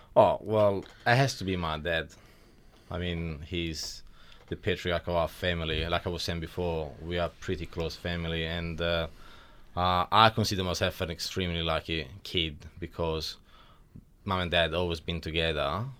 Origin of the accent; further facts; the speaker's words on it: Milan, Lombardy, Italy; accent: Italian; moved away as an adult; now in Wodonga, Australia; I was born in Italy about thirty-two years ago in Milan.